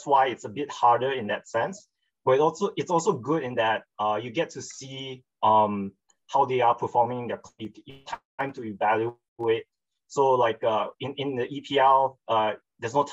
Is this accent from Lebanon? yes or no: no; Malaysia; also born or lived in Australia; I'm Malaysian